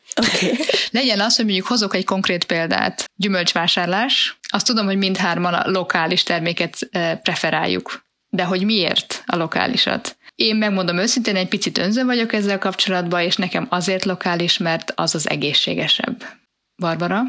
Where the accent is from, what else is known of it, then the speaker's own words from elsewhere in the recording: Budapest, Hungary; A 11. kerület szerintem Márti nekünk az, az a mi kisvárosunk, ahol gyerekként nőttünk föl.